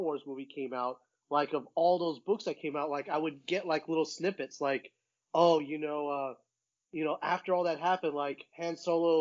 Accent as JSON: {"language": "English", "country": "United States", "tie": "born or raised there", "said": "I grew up in the Panhandle, and I was there in 1988"}